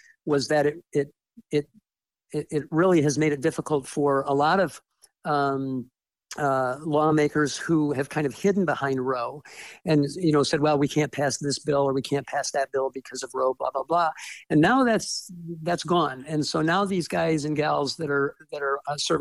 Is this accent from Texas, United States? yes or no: no; Detroit, Michigan, United States; moved away as an adult; also born or lived in Fort Wayne, Indiana; now in Ohio, United States; I grew up in the Detroit area.